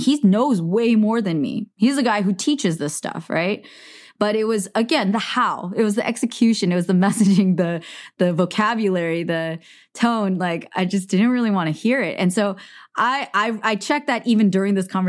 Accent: Silicon Valley, California, United States; I grew up in Silicon Valley.

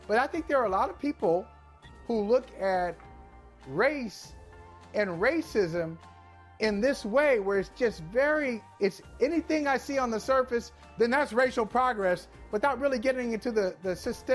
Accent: Midwest, United States; moved away; I grew up in the Midwest.

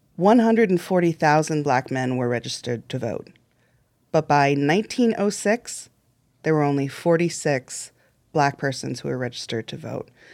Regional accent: Illinois, United States; I grew up in Illinois. I went to Illinois public schools

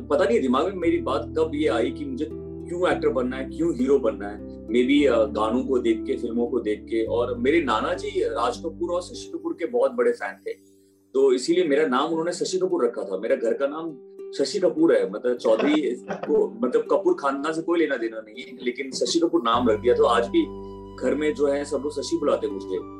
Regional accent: Bihar, India; also born or lived in Chandigarh

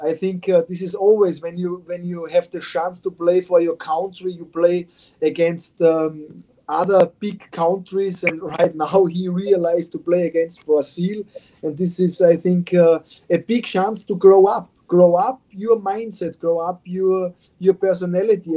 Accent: Austria; English is a second language; moved away as an adult; now in Morristown, United States; I come from Austria, and Austria is a small country with small cities.

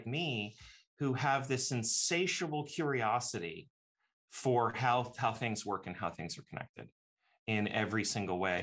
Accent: Woodstock, Ontario, Canada; my hometown in Woodstock

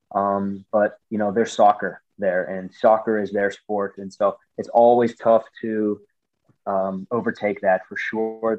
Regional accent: United States; moved away as an adult; I came from the States and, you know, American football, as an American football player, as an American in Europe

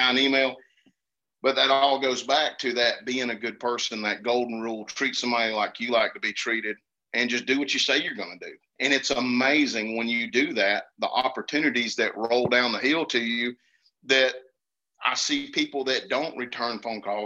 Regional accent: Georgia, United States; I'm from Georgia

